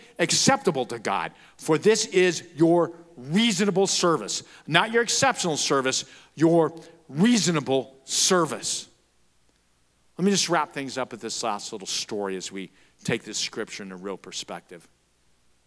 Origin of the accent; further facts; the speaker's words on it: Florence, Arizona, United States; also born or lived in Casa Grande, Arizona / Tucson, Arizona; I'm from Florence. I graduated from there. I'm a Florence Gopher.